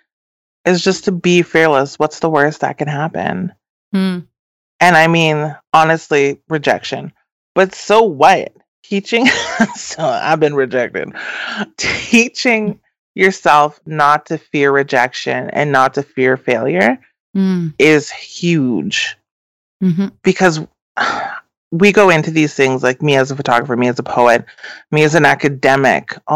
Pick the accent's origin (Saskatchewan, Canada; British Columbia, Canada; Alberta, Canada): Saskatchewan, Canada; English River First Nation; also born or lived in Beauval / Vancouver; I'm a Dene from English River First Nation and a Métis from the Batoche St. Laurent area